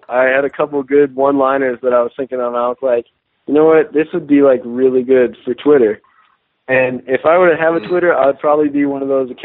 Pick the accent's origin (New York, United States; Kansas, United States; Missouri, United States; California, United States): California, United States; Northern; now in Southern California, United States; I live in Southern California now, but I'm originally from North Cal